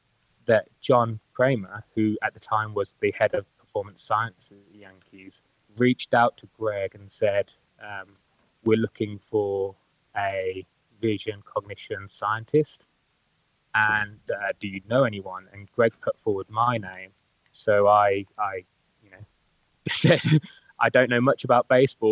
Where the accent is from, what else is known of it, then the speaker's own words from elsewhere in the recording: Birmingham, West Midlands, United Kingdom; accent: Birmingham; also born or lived in Newcastle; that's Birmingham for you. So if you can't understand my accent, it's probably because